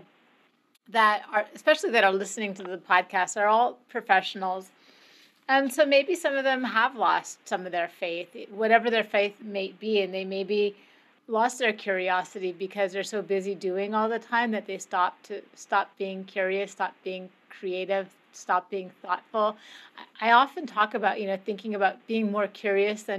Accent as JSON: {"language": "English", "country": "Canada", "tie": "born or raised there", "said": "I grew up in Canada"}